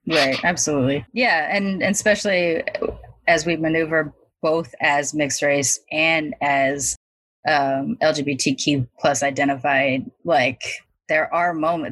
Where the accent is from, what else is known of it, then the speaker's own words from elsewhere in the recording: California, United States; the Filipinos that I grew up around here in California